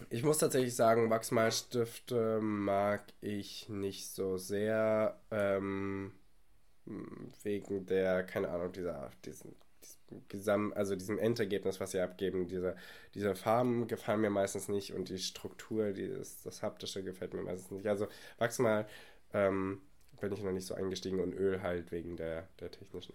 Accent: Germany; als Deutscher

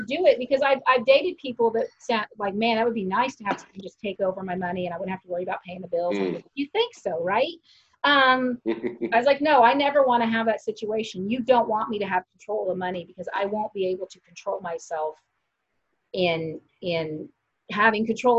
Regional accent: Kansas, United States; I was raised in Kansas.

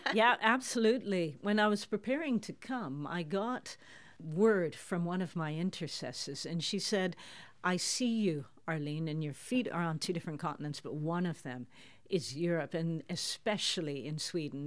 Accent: Toronto, Ontario, Canada; moved away as an adult; now in Netherlands; I grew up in Toronto in Canada. Listeners can hear that from my accent

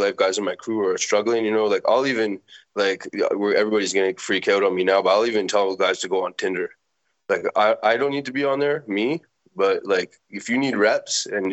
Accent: Montreal, Quebec, Canada; growing up in Montreal

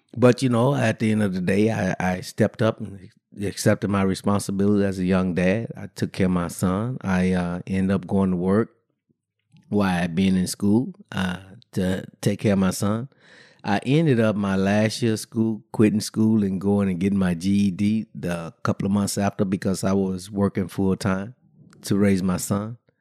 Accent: Brenham, Texas, United States; I grew up in, uh, in a small town, Brenham, Texas

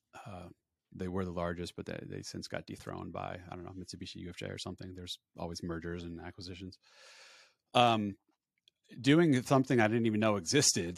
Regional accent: Woodbridge, New Jersey, United States; I was born and raised in Woodbridge, New Jersey, about ten minutes away from where I live now

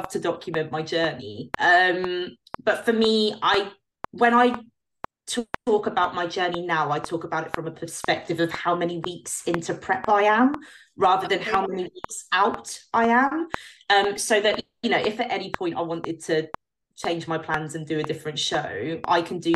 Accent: United Kingdom; as a British pro

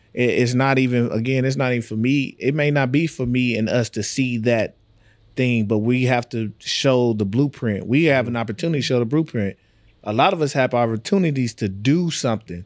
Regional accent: Texas, United States; moved away; I'm from Texas.

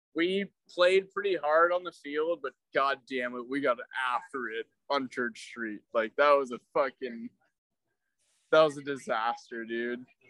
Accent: Chico, California, United States; I grew up in Chico.

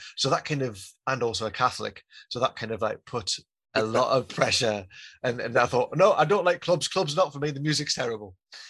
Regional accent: Newcastle upon Tyne, North East England, United Kingdom; now in London, United Kingdom; I'm not a small town boy. I'm originally from Newcastle, but then I moved to a tiny little village, and then I moved to London

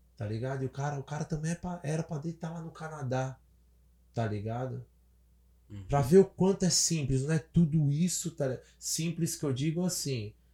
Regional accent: São Paulo, Brazil; cresci, nasci, cresci lá no centrão de São Paulo

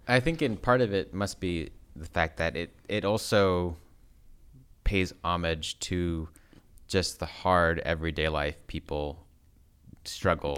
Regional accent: United States; being American

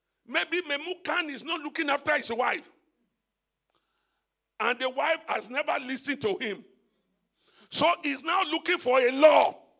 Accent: Nigeria; Let me leave Nigeria. You know, I came from Nigeria. I went to Dubai.

